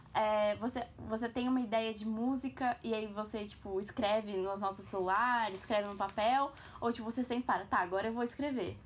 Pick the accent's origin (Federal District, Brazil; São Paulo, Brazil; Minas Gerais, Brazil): São Paulo, Brazil; eu já nasci em São Paulo